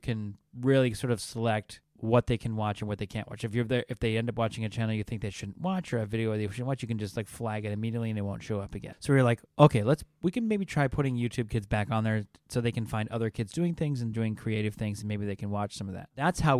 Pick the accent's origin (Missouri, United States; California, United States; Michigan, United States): California, United States; I'm from Southern California. Can't be bothered by it.